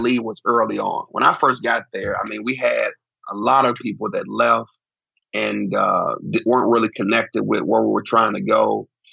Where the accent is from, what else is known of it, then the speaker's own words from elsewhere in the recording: Oklahoma City, Oklahoma, United States; now in Dallas, United States; I grew up in Oklahoma City